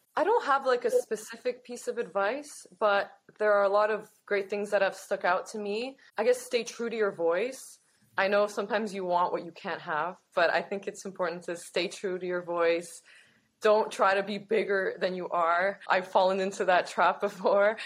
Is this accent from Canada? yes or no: yes; Toronto, Ontario, Canada; I'm from Toronto, born and raised.